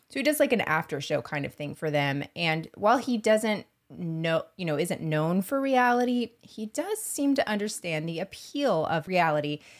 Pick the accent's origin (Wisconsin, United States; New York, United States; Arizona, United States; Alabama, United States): Arizona, United States; So when you're a single mom in Arizona, we all had guns because we're from Arizona.